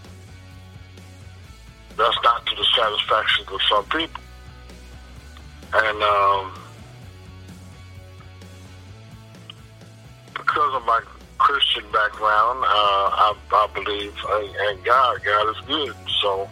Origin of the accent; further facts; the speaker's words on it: Somerset, New Jersey, United States; also born or lived in Rome, New York / Alabama / Memphis; The most of my life was in New Jersey, Somerset, New Jersey.